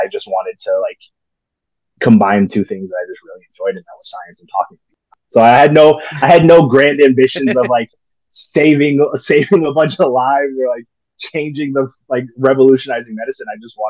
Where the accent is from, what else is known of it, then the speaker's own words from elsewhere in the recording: Texas, United States; born there; also born or lived in Illinois / Maryland / Indiana; Yeah. So born in Texas, and then we moved to Illinois for a little bit for my dad